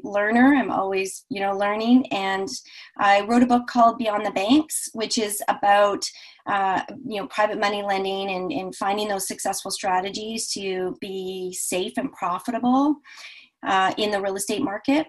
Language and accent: English; Vancouver, British Columbia, Canada; I'm from Vancouver, Canada, and up here in the Northwest.